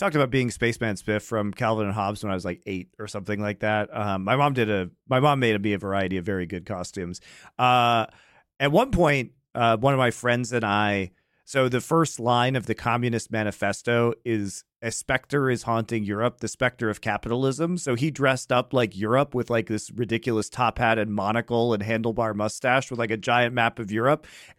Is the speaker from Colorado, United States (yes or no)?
yes; Colorado, United States; I'm not actually from Denver. I'm from north of like an hour north, 60 miles north of Denver.